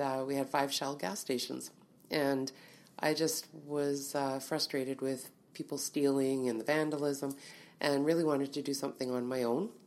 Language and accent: English; Winnipeg, Manitoba, Canada; I grew up in Winnipeg, born and raised in Winnipeg